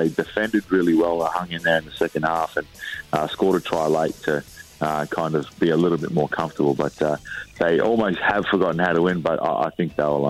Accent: Townsville, Queensland, Australia; I grew up in Townsville.

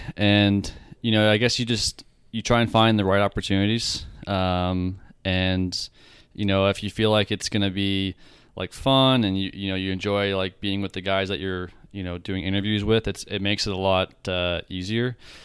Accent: Canada; as a Canadian, you know, leaving one autograph unsigned out there

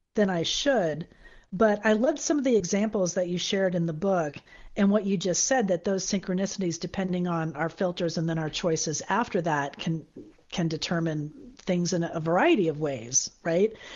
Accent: Florida, United States; I'm from Florida

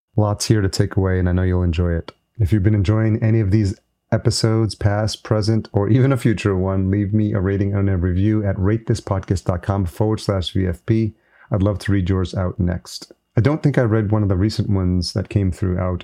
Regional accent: Yonkers, New York, United States; I grew up in Yonkers

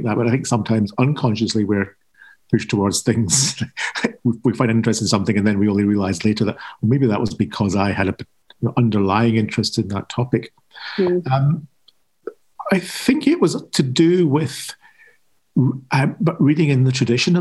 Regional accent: Scotland, United Kingdom; being Scottish and being Protestant

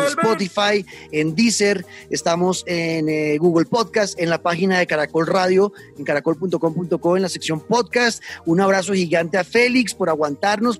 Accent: Colombia

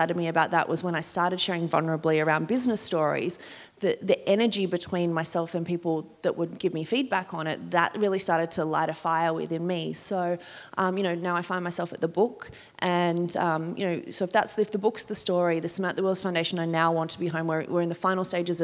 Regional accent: Port Macquarie, New South Wales, Australia; accent: small town accent; moved away as an adult; also born or lived in New York / Sydney; growing up in Port Macquarie, we would go to Newcastle

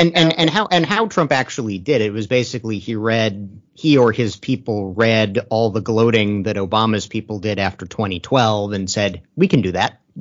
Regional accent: Maryland, United States; my home state

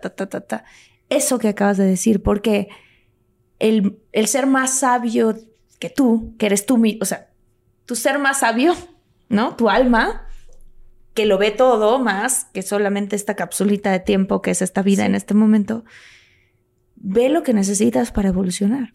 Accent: Mexico; yo soy de México y amo mi país

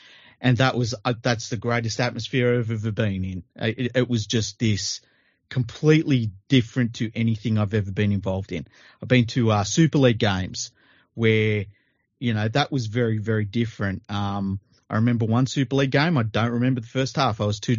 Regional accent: Australia; even me as an Australian fan, I'm like, oh my God, is this going to happen?

